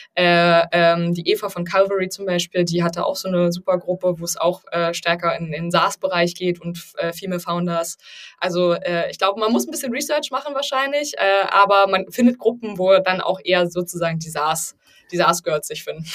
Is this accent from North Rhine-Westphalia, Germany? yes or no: no; Berlin, Germany; ich bin Berlinerin